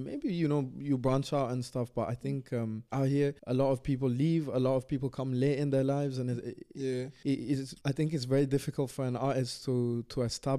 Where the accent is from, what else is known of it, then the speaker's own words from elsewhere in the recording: India; and then also I'm Indian, you know? It's like mad confusing as well culturally.